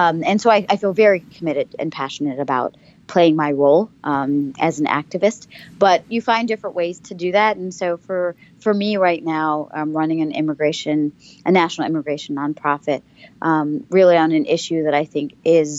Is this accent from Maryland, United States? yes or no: yes; Baltimore, Maryland, United States; kind of my hometown